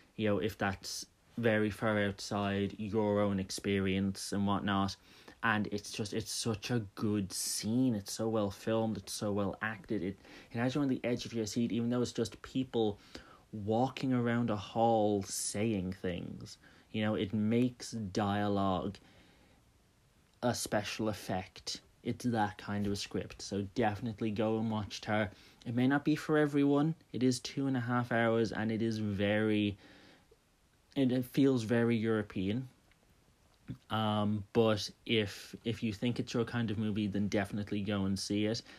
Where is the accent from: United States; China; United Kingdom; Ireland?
Ireland; Dublin, Leinster; I'm from Dublin